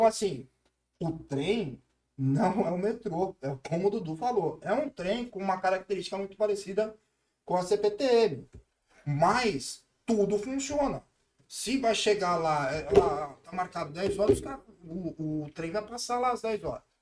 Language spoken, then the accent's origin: Portuguese; Brazil; Também não entendo nada, eu sou brasileiro.